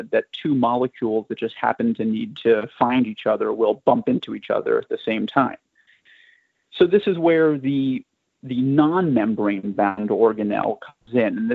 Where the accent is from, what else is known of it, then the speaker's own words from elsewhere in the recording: New York City, New York, United States; I grew up in New York City